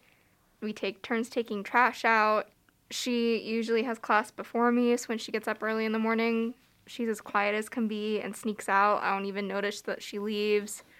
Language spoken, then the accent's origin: English; Des Moines, Iowa, United States; moved away as an adult; I'm from Des Moines as well